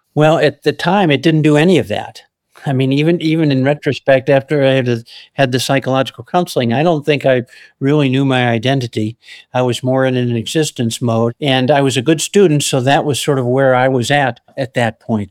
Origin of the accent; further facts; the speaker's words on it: Chicago, Illinois, United States; moved away as an adult; also born or lived in Colorado; I was born and raised in the Chicago area